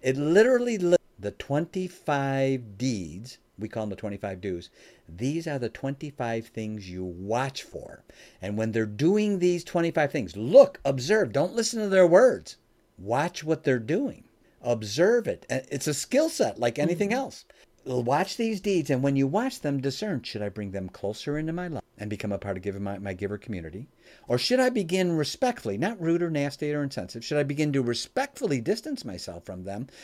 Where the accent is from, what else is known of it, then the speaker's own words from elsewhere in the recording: Oak Brook, Illinois, United States; now in Michigan, United States; I live in Michigan now, but uh, I was born and raised in the Chicagoland area, specifically the greater Oak Brook area